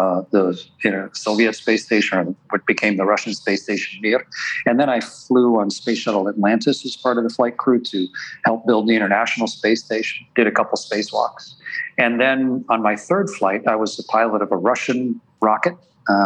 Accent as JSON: {"language": "English", "country": "Canada", "said": "as a Canadian astronaut"}